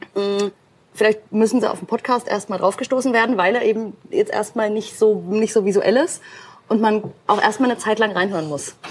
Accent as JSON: {"language": "German", "town": "Nuremberg", "region": "Bavaria", "country": "Germany", "tie": "born or raised there", "said": "ich habe hier meine Wurzeln, Nürnberg ist meine Heimat und wird immer meine Homebase sein"}